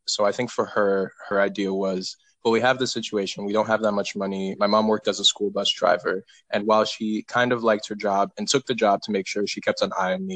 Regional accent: West Haven, Connecticut, United States; also born or lived in Cleveland, Ohio; I was born in Cleveland, Ohio, but I grew up all in West Haven, Connecticut for the majority of my life

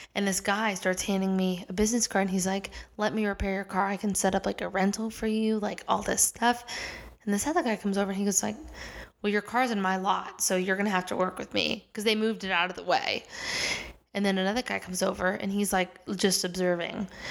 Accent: Kansas City, Missouri, United States; moved away as an adult; also born or lived in Los Angeles; now in New York City, United States; I grew up in Kansas City. So, I'm from Missouri, uh, Kansas City, Missouri

